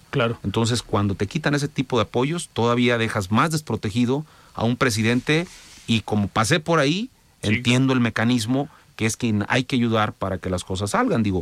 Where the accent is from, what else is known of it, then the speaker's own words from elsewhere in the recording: Mexico; Todos somos mexicanos